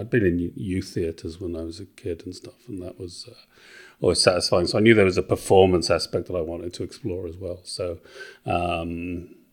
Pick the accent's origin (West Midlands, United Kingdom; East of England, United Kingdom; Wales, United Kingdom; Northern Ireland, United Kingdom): Wales, United Kingdom; also born or lived in England / Australia; so I'm originally from Wales